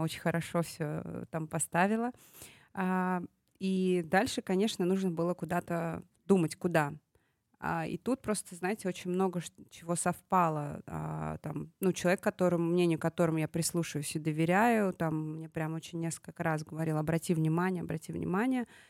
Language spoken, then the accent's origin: Russian; Tashkent, Uzbekistan; moved away; этот проект в моем родном городе. Я здесь выросла